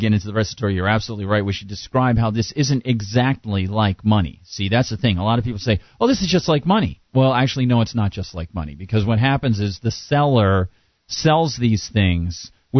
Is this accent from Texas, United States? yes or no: no; New Hampshire, United States; I grew up in New Hampshire. The Live Free or Die State